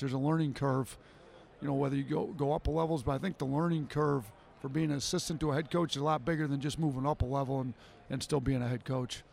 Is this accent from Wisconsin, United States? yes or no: yes; Wisconsin, United States; moved away as an adult; also born or lived in Detroit, Michigan; I grew up in Wisconsin